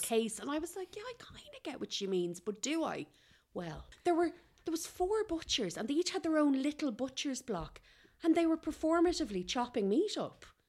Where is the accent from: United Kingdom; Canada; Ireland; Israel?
Ireland; Kildare, Leinster; I'm from Kildare